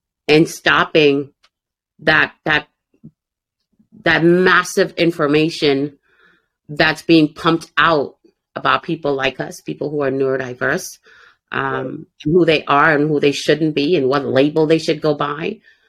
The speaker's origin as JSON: {"language": "English", "country": "Jamaica", "said": "I was like, no, you crazy, man, because I'm Jamaican. We ain't black together."}